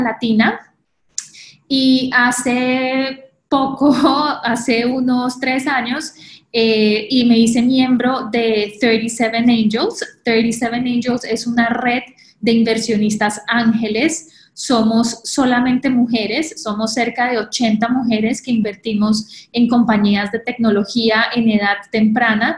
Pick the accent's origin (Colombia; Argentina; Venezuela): Colombia; moved away as an adult; now in New York, United States; soy colombiana. Hace 10 años llegué a Nueva York para hacer mi maestría en Columbia University